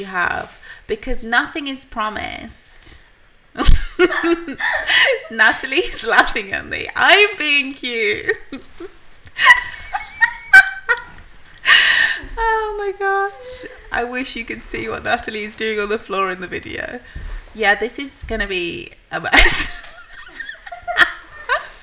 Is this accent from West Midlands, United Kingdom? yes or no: yes; Birmingham, West Midlands, United Kingdom; I was from Birmingham